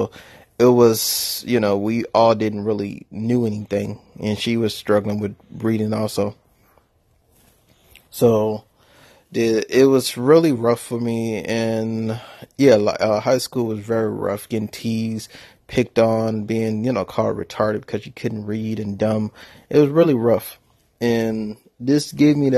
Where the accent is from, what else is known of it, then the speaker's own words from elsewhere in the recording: New Orleans, Louisiana, United States; moved away; also born or lived in Atlanta, Georgia; I was born in New Orleans, Louisiana, and I lived in poverty.